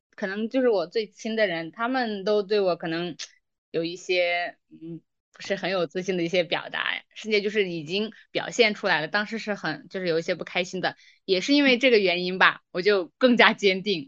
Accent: Xinjiang, China; moved away as an adult; now in Beijing, China; 对你作为新疆人啊，少数民族的好奇心吧

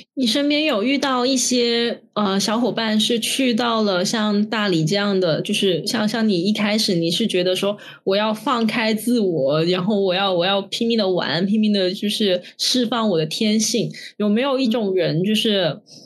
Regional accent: Guangzhou, Guangdong, China; also born or lived in Shenzhen; 像我，我妈也是，我本身是广州的

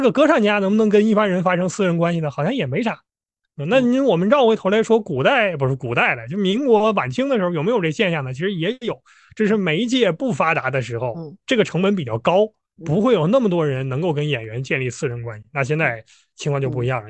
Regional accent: Harbin, Heilongjiang, China; 我老家在哈尔滨

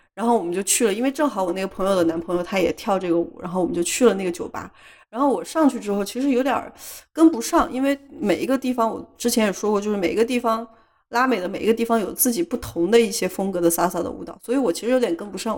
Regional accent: China; 它很像我们老家的一些就是稍微村一点的地方，就是有一点像国内的三四线城市的那种小城市

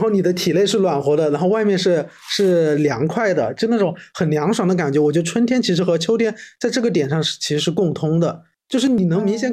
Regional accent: Wuhan, Hubei, China; moved away; 我的老家那边不是我们武汉就是周边都是有汉江的嘛

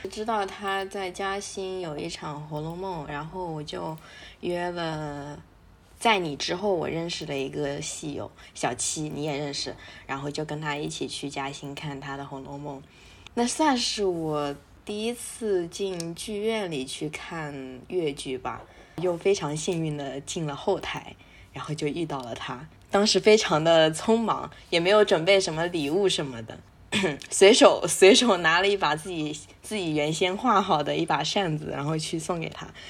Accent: Zhejiang, China; 我是一个浙江人

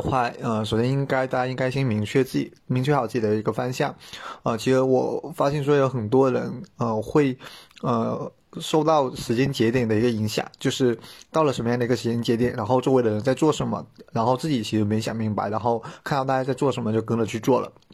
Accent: Guangdong, China; moved away as an adult; also born or lived in Shanghai; now in Beijing, China; 我是广东人，然后其实很多广东人都不，不喜欢离开广东

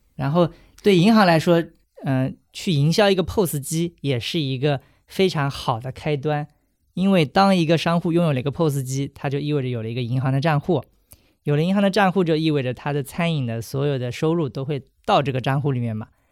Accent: Hangzhou, Zhejiang, China; moved away; 回杭州，也就是我的家乡

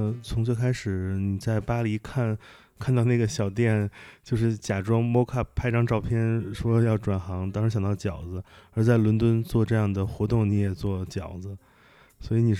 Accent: northern China, China; 因为其实我家里我也是北方人，

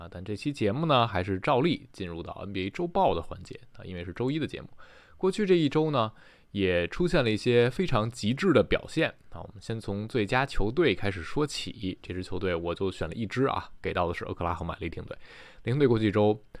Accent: Taichung, Taiwan; 又见面了

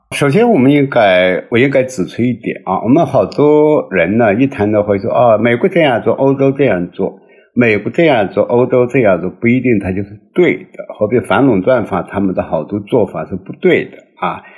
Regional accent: China; 我们中国人

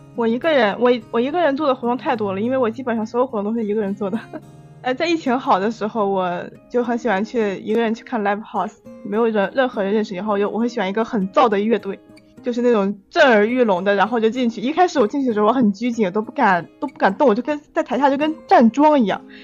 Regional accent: northern China, China; 我是个北方人嘛，我沉迷于麻辣烫

